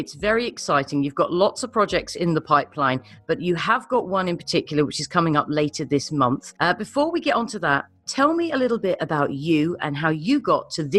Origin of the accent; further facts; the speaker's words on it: United Kingdom; I'm a Brit.